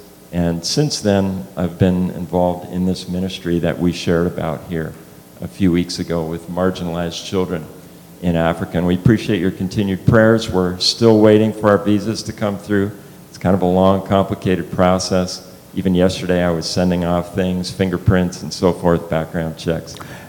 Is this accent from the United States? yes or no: no; Germany; born there; also born or lived in Austria; Yeah, I was born in Germany. My parents were missionaries in Germany at the time.